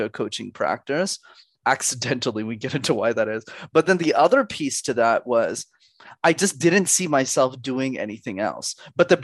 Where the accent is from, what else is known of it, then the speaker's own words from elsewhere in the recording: Canada; I was born in Canada